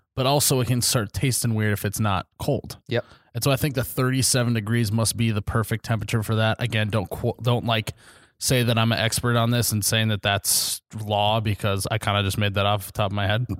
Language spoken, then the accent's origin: English; Midwest, United States; we're all just from the Midwest.